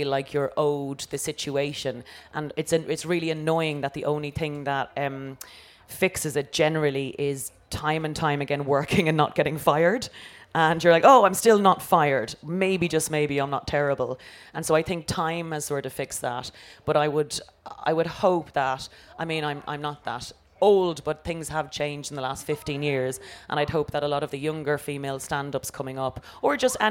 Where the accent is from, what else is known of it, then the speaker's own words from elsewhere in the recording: Ireland; growing up in Ireland, it was so monocultural